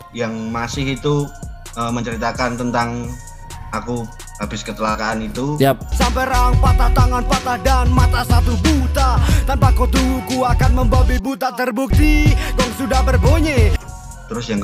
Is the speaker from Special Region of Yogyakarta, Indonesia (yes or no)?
yes; Yogyakarta, Special Region of Yogyakarta, Indonesia; Karena aku kan orang asli Wijilan no, Mbak.